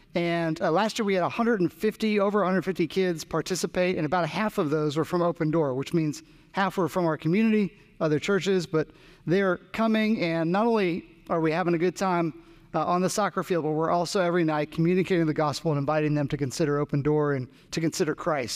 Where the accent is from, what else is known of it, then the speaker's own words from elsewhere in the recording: New Jersey, United States; now in Raleigh, United States; I grew up in New Jersey